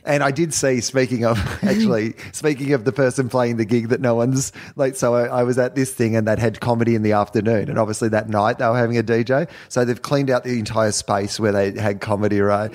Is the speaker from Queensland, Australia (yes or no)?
no; Denison, Victoria, Australia; I'm from Denison